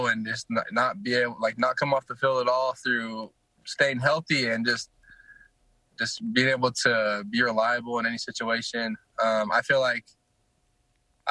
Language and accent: English; American Fork, Utah, United States; also born or lived in Fort Worth, Texas; I was an American Fork when I was, like, 8 years old, but I moved from Texas